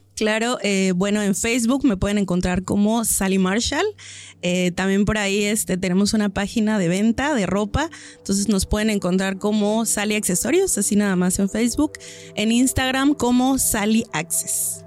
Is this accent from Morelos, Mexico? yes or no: no; Oaxaca, Mexico; also born or lived in Isthmus of Tehuantepec; somos de aquí de Oaxaca